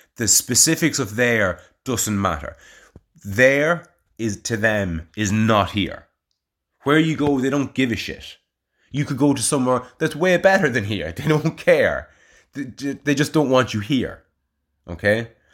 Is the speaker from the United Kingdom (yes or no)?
no; Navan, Leinster, Ireland; now in Kilberry, Ireland; if somebody asked me where I'm from and I said Navan